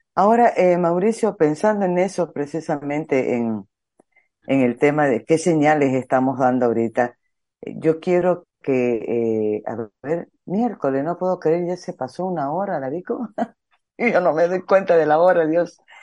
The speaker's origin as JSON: {"language": "Spanish", "town": "Santa Cruz de la Sierra", "region": "Santa Cruz", "country": "Bolivia", "said": "soy cruceña"}